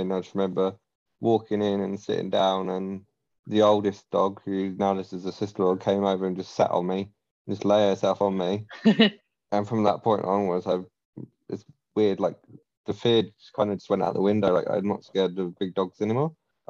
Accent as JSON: {"language": "English", "region": "London", "country": "United Kingdom", "moved": "as an adult", "said": "because I'm originally from London, I moved here to live with my partner"}